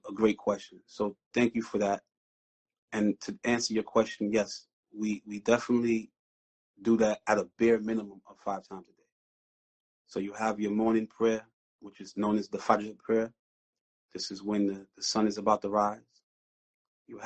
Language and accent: English; New York City, New York, United States; also born or lived in Brownsville, Brooklyn; I was born and raised in East New York, Brooklyn